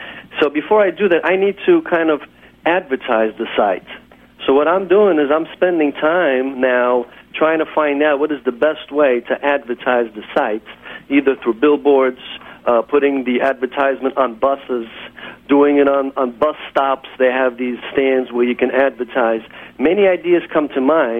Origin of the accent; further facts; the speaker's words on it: New York, United States; my office is in Kew Gardens